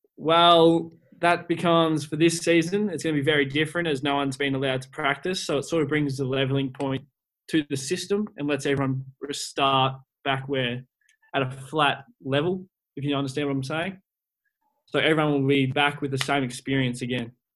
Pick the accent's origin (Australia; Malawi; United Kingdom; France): Australia; as an Australian myself